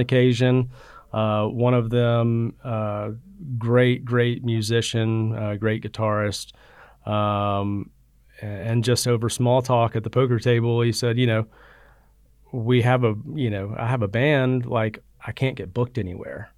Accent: Birmingham, Alabama, United States; I grew up in Birmingham, Alabama. Um, I'm living in the suburb, Hoover, um, went to Hoover High School.

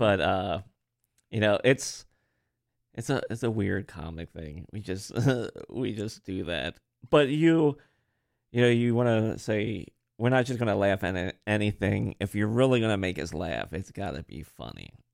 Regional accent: Harrisburg, Pennsylvania, United States; accent: a little bit of Marylander; also born or lived in Baltimore, Maryland; I'm from Pennsylvania

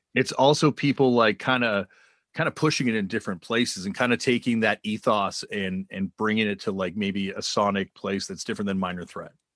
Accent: Canada; I'm from Canada

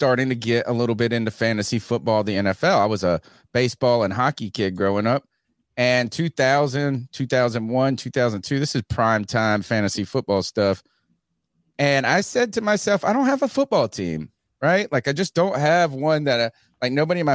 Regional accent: Eastern North Carolina, United States; I'm from Eastern North Carolina. I grew up in the 80s

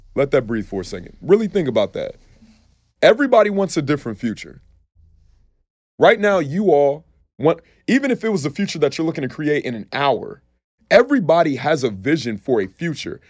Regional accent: Columbus, Ohio, United States; also born or lived in Cleveland, Ohio; I grew up in Columbus, Ohio, man. I was born in Cleveland, Ohio, moved to Columbus when I was five. Um, but spent my entire life there

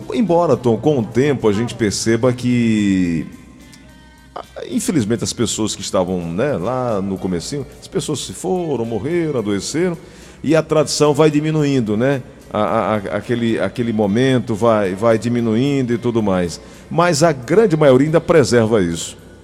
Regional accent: Cajazeiras, Paraíba, Brazil; moved away; na Paraíba, lá onde eu nasci, Cajazeiras

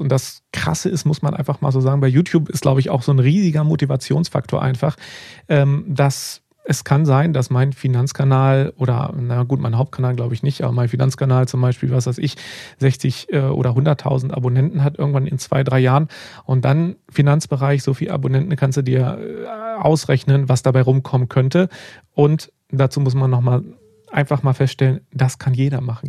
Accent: Germany; Bei uns in Deutschland

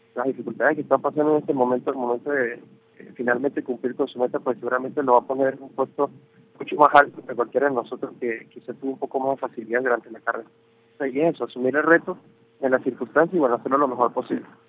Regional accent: Venezuela; moved away as an adult; nosotros como, como universidad venezolana

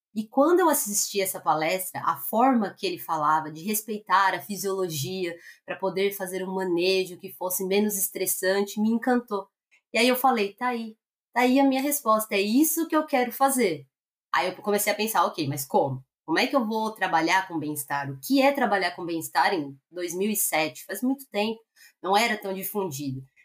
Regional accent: Greater São Paulo, Brazil; moved away as an adult; also born or lived in Londrina; eu sou nascida e criada em São Paulo, Grande São Paulo

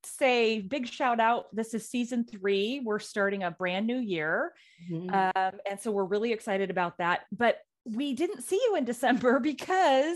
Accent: Pacific Northwest, United States; we are two women from the Pacific Northwest.

